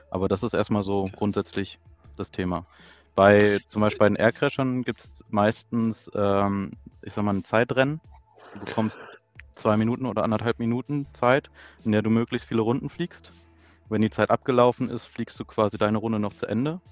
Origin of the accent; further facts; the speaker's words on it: Lower Saxony, Germany; Ja, ich komme auch aus der Nähe von äh, Braunschweig ähm, ja